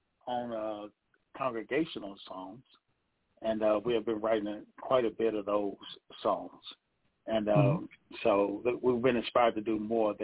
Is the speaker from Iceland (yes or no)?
no; Athens, Alabama, United States; also born or lived in Rogersville, Alabama; I'm actually from Athens, Alabama, but we are members of the Southside Church of Christ in Rogersville, Alabama.